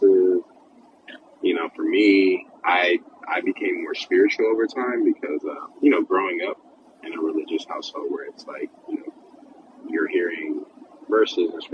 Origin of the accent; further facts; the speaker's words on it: Dallas, Texas, United States; also born or lived in Silver Spring, Maryland / Pittsburgh; moved to Texas, like Dallas, and I would say, I mean, I'm basically raised. Dallas raised me. Like, I call Dallas home